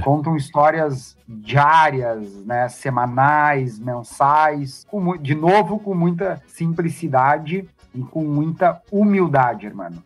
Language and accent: Portuguese; Santana do Livramento, Rio Grande do Sul, Brazil; Eu sou nascido em Santana do Livramento, fronteira com Ribeiro, Uruguai